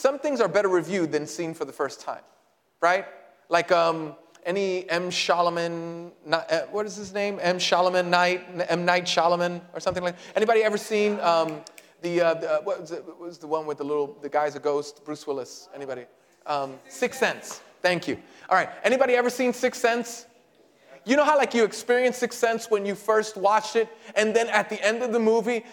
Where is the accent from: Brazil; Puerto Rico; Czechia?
Puerto Rico; I'm Puerto Rican